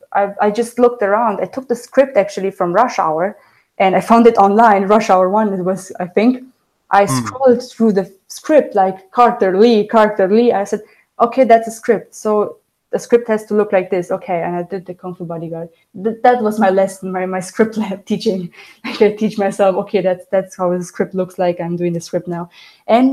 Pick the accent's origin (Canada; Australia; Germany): Germany; first language Romanian; English is a second language; moved away; I grew up in Germany. So my first language was Romanian at home, but I spoke German at school, at kindergarten, outside.